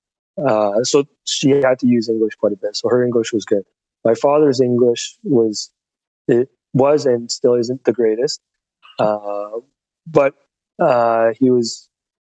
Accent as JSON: {"language": "English", "town": "London", "region": "Ontario", "country": "Canada", "tie": "born or raised there"}